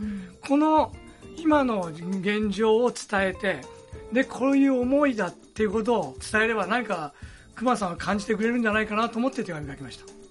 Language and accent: Japanese; Mihara, Hiroshima, Japan; also born or lived in Europe; 自分はあの出身は瀬戸内の三原なんで、うん、小さい時から瀬戸内はもう慣れ親しんでる場所です